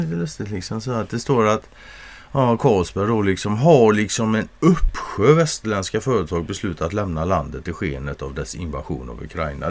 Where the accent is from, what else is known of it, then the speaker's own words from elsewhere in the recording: Sweden; som svensk